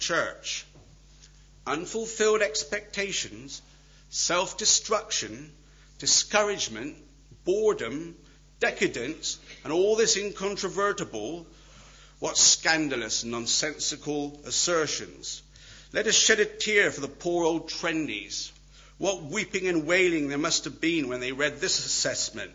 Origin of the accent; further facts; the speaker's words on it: Wales, United Kingdom; I'm Welsh